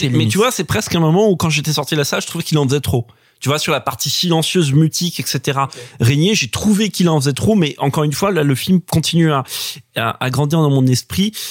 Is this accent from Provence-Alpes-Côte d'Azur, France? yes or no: no; Picardy, Hauts-de-France, France; born or raised there